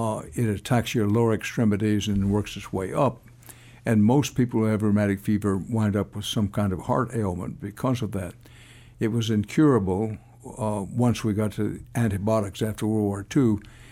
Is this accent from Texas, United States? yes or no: yes; Houston, Texas, United States; I grew up in Houston